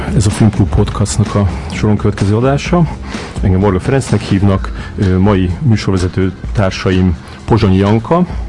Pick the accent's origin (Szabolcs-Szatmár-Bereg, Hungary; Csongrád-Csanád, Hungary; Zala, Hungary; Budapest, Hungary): Csongrád-Csanád, Hungary; Szeged; én is Szegeden nőttem fel